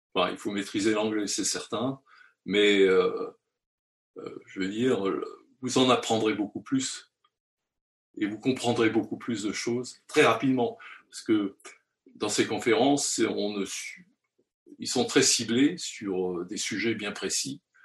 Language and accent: French; France; chez nous, en France